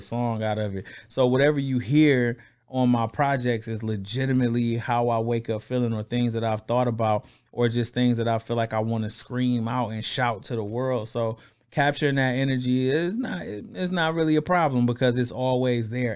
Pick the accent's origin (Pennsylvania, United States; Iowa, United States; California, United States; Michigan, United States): Michigan, United States; Flint; I'm from Flint, Michigan